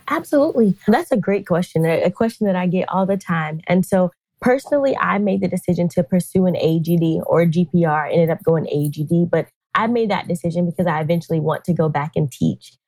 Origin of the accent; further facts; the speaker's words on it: North Carolina, United States; I'm originally from North Carolina, born, raised, homegrown